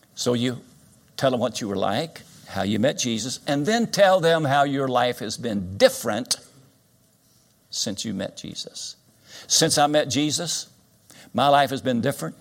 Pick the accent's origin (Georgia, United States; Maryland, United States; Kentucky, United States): Kentucky, United States; Winchester; Winchester, Kentucky, my hometown, I was born in this town.